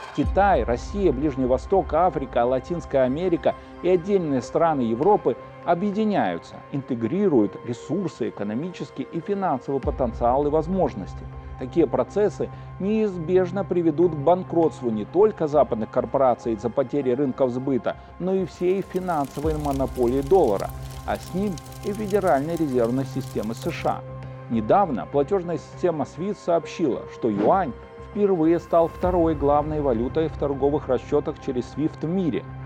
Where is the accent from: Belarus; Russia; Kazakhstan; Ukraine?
Belarus; мы, белорусы, наша Беларусь